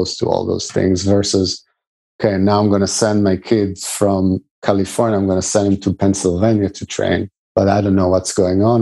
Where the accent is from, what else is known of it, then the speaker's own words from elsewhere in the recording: Israel; when I grew up in Israel at some point with the national team, we had a Russian coach as well